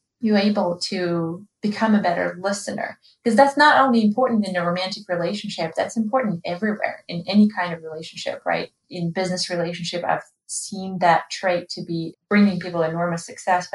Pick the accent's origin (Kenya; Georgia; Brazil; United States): Georgia; moved away; in Georgia, in my home country